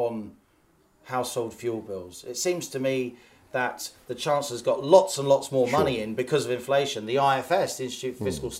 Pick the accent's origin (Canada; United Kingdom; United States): United Kingdom; We split the atom as British people.